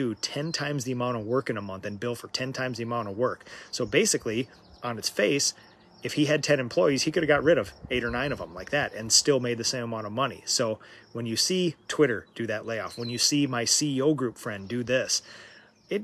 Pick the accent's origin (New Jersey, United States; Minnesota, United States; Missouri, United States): Minnesota, United States; I'm from Minnesota